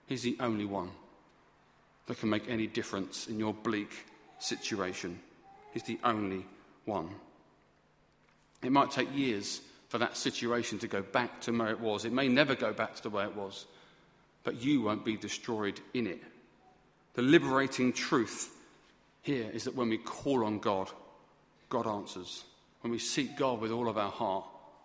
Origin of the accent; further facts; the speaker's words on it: United Kingdom; We're always fine as British people